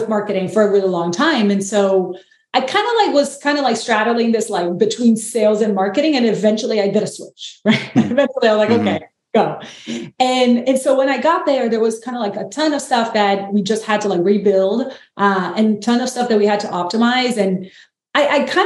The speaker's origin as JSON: {"language": "English", "country": "Brazil", "moved": "yes", "lives_now": "United States", "said": "I'm from Brazil, live in the US, and my partner is French"}